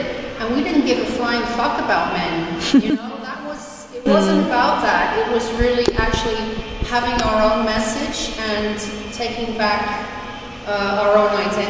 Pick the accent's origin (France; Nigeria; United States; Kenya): United States; New York City, New York; also born or lived in England / Montreal, Canada; now in Melbourne, Australia; I'm originally from England, but I just arrived in Melbourne from Montreal, Canada. I'm a visual artist and I make sound, I'm a sound artist. And there's a lot of things I heard today, and I just wanted to say that I grew up during the same time as you girls, but in New York City.